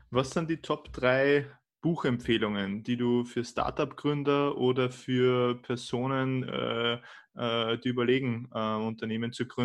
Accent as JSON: {"language": "German", "country": "Austria", "said": "aber bei uns in Österreich merkt man das ziemlich, ziemlich stark"}